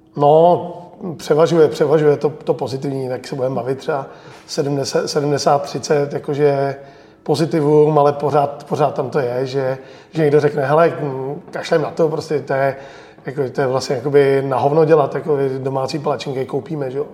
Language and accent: Czech; Czechia; já jsem hrdý Čech